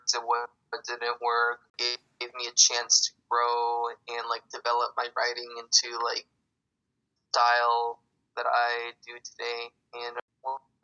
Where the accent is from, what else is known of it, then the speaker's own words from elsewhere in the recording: San Jose, California, United States; I was born and raised in San Jose, here in California